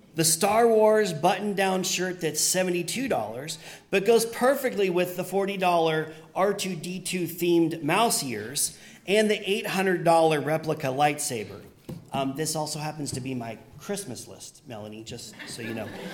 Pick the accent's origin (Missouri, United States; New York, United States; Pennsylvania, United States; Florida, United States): Pennsylvania, United States; moved away; where I grew up in Pennsylvania, we just we just called them the suburbs